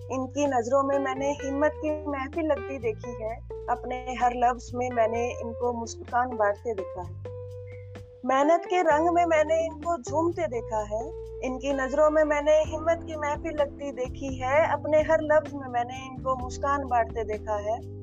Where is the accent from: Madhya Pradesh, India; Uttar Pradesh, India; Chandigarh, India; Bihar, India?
Chandigarh, India; मैं चंडीगढ़ से हूँ